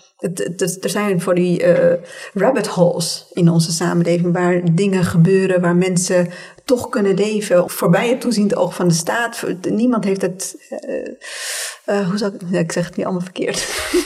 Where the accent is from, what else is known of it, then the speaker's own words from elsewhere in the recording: Tunisia; now in Netherlands; als kind toen ik in Tunesië woonde